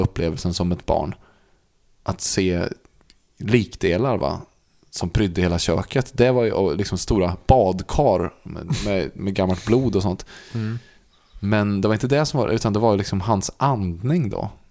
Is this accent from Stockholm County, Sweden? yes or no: no; Värmland, Sweden; där vi växte upp i Värmland